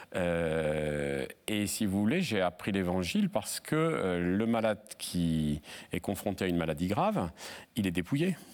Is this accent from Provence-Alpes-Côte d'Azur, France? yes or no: no; Seclin, Hauts-de-France, France; also born or lived in Lille / Paris / Brazil; la ville où j'ai grandi, à Seclin